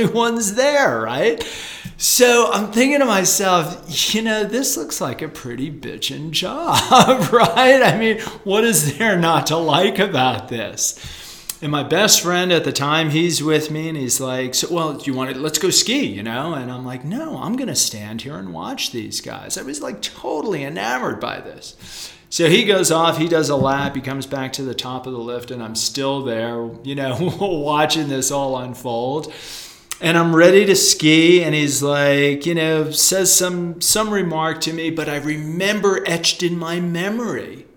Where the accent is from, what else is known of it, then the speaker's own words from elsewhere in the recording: East Coast, United States; moved away; I grew up on the East Coast as a surfer and as a skier